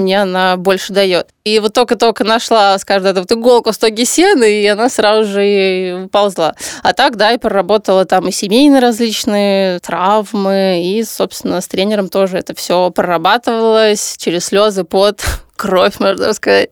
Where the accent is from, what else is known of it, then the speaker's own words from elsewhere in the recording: Saint Petersburg, Russia; moved away as an adult; now in Moscow, Russia; Я переехала в Москву тогда, я же из Питера